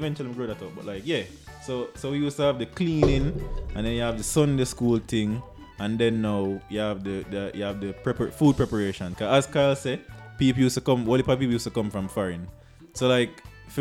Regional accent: Jamaica; I come from Blue Mountain

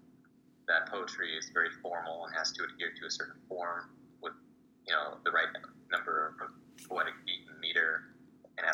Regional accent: San Jose, California, United States; I'm from San Jose, California

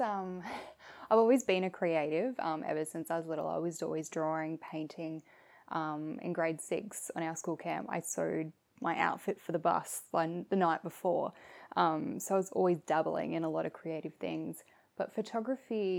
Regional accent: Shepparton, Victoria, Australia; I'm from Shepparton originally

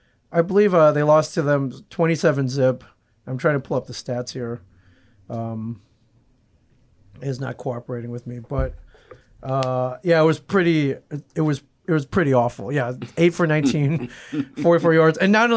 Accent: Cleveland, Ohio, United States; first language English; I tell people that, like, English isn't my first language, but it is. I was born in Cleveland

